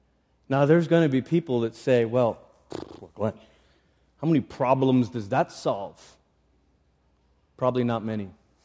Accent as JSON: {"language": "English", "country": "Malaysia", "tie": "born or raised there", "said": "I grew up in Malaysia."}